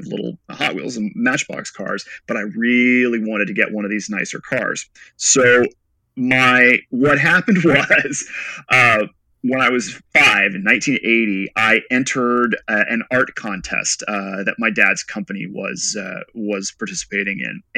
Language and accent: English; West Texas, United States; I grew up mostly in West Texas.